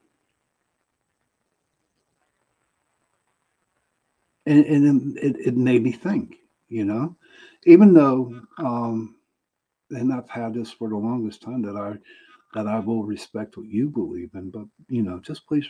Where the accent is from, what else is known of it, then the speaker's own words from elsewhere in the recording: Pittsburgh, Pennsylvania, United States; I'm from Pittsburgh